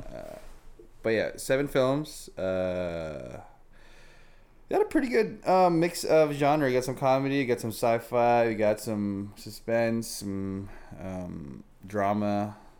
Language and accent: English; Philippines; moved away; Filipino. I grew up, uh, in Philippines.